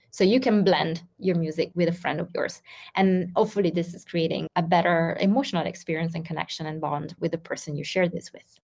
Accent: Ghana; I am from Ghana and currently living in Ghana, located in West Africa.

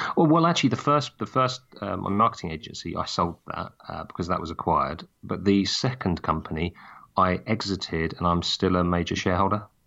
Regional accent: just outside Brighton and Hove, South East England, United Kingdom; I grew up just outside Brighton and Hove.

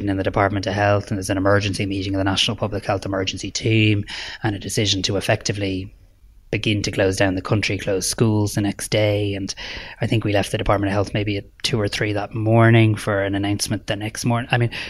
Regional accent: Ireland; We should be proud of that as Irish people

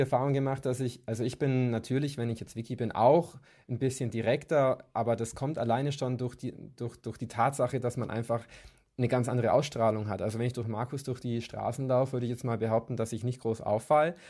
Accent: Kempten, Bavaria, Germany; moved away as an adult; now in Munich, Germany; ich komme ursprünglich aus Kempten im Allgäu

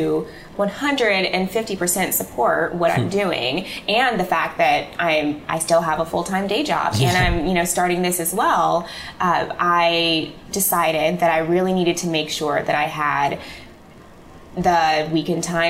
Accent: Illinois, United States; moved away as an adult; also born or lived in Manhattan, New York; now in New York, United States; I'm from Illinois. I'm from the Midwest. And so my mom and my dad and my brother are there

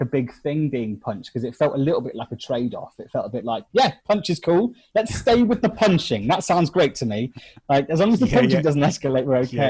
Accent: England, United Kingdom; I'm from England.

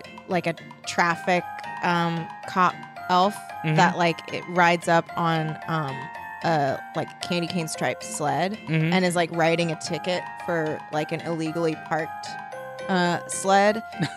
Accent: Chicago, Illinois, United States; You know I'm from Chicago because I wear a hat that says Chicago.

